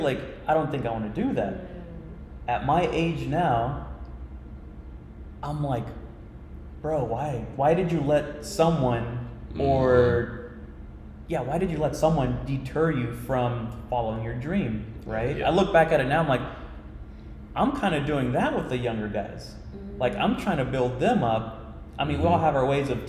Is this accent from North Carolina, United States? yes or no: no; Royse City, Texas, United States; now in Plano, United States; When I was a little boy, a little country kid, I'm from Roy City, Texas.